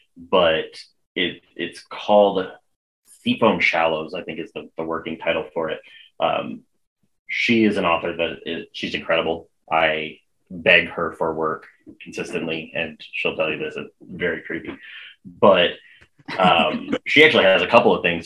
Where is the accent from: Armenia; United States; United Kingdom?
United States; also born or lived in northern Indiana; I'm American